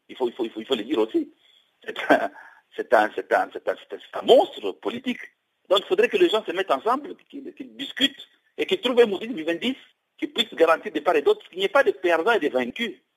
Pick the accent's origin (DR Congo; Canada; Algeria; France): DR Congo; chez nous, au Congo